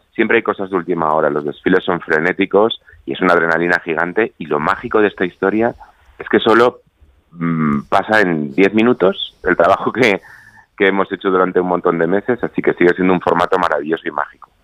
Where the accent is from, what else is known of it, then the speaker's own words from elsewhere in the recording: Canary Islands, Spain; nuestras islas no solo son sol y playa